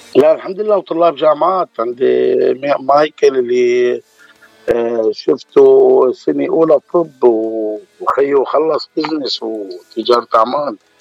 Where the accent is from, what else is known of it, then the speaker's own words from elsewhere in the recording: Homs Governorate, Syria; moved away as an adult; now in United States; أنا من سوريا من محافظة اسمها حمص